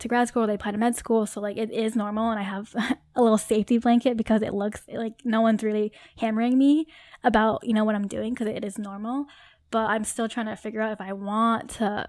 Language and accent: English; Connecticut, United States; moved away as an adult; now in Boston, United States; I'm from Connecticut